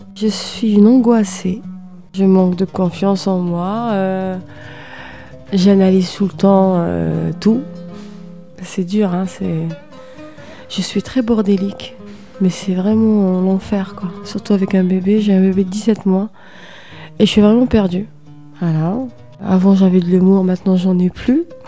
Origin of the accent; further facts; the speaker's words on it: Algiers, Algiers Province, Algeria; now in France; Je suis née euh, dans un quartier populaire d'Alger qui s'appelle Bablouad et, euh, et j'ai grandi à Notre-Dame d'Afrique, un quartier aussi, un autre quartier très très populaire